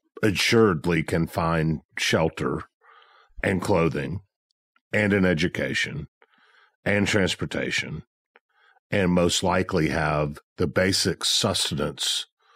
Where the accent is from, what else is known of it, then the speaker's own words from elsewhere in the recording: Memphis, Tennessee, United States; I'm from Memphis. Everybody knows I'm a Memphis guy.